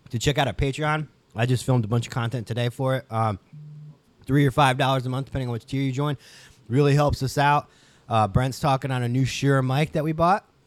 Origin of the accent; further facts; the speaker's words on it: Ohio, United States; So I'm from Ohio.